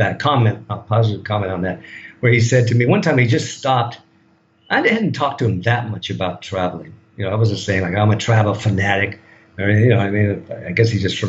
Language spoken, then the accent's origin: English; United States; moved away as an adult; now in Thailand